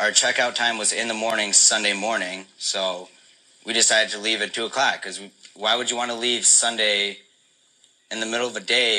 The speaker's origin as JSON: {"language": "English", "town": "Rochester", "region": "New York", "country": "United States", "said": "I'm from New York, Rochester."}